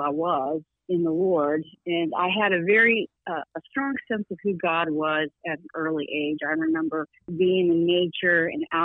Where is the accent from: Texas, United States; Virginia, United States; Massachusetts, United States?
Virginia, United States; Newport News; grew up a little bit like you and your dad, and just in the southern area down on the eastern coast of Southeast Virginia and Tidewater area, Newport News, Denby